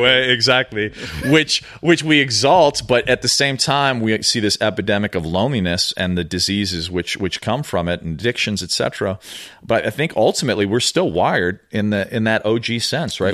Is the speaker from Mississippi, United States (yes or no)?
no; Chicago, Illinois, United States; moved away as an adult; also born or lived in New York / Venice Beach, California; now in Los Angeles, United States; I grew up in Chicago